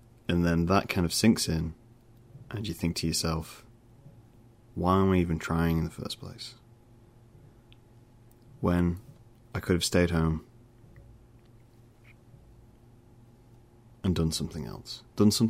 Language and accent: English; United Kingdom; I'm British